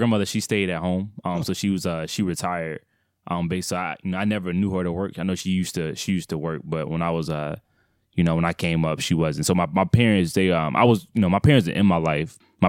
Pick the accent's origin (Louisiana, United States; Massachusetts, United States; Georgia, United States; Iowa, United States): Georgia, United States; Atlanta; So I was born and raised in Atlanta, Georgia. So primarily on the Cascade, that area, so near the airport.